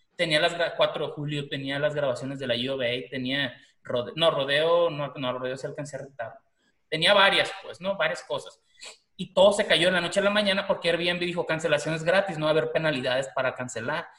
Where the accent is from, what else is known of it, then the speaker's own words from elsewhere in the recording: Mazatlán, Sinaloa, Mexico; now in Tucson, United States; yo que soy de Mazatlán, por ejemplo, ¿no? Pero vivo aquí en Tucson